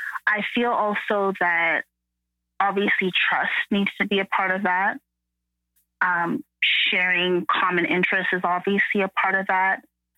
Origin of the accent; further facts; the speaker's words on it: Canada; I'm first generation Canadian